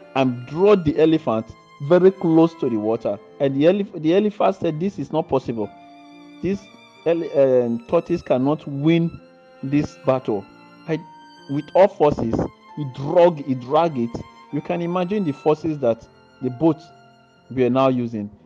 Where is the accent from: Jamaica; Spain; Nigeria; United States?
Nigeria; now in Italy; I'm from Nigerian. Salute. But I live here in Italy